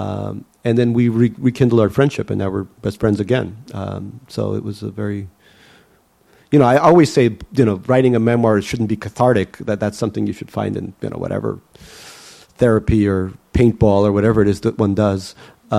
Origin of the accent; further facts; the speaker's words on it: New York City, New York, United States; English is a second language; also born or lived in Leningrad, Russia; When I grew up in Eastern Queens